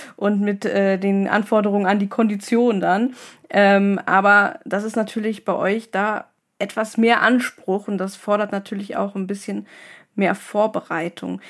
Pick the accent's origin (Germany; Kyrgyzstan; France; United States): Germany; Northern Germany; Ich komme ja aus dem Norden